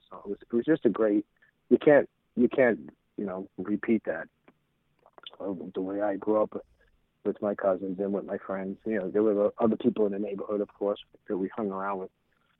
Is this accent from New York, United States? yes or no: yes; Deer Park, New York, United States; also born or lived in Brooklyn; I was born in Brooklyn in a two-bedroom apartment, and then they went out to this town called Deer Park out further east on Long Island.